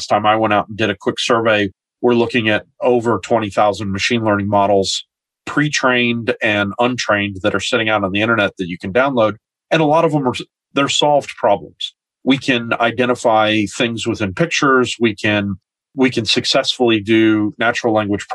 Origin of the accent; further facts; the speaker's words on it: United States; moved away as an adult; now in New Zealand; I'm originally from the United States